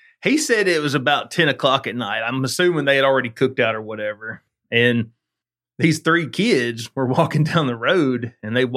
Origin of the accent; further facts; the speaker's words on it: Alabama, United States; You and I were teenagers in Alabama.